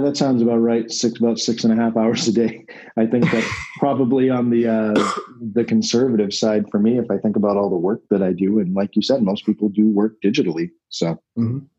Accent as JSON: {"language": "English", "region": "New England", "country": "United States", "said": "I'm from New England."}